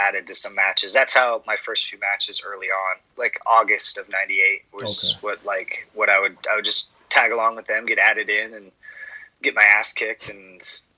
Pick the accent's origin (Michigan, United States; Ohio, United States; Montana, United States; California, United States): California, United States; We're both from California